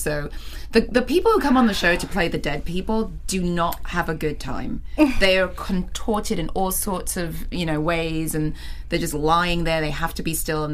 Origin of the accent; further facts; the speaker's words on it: Nigeria; I was born in Nigeria, but because my mother's Norwegian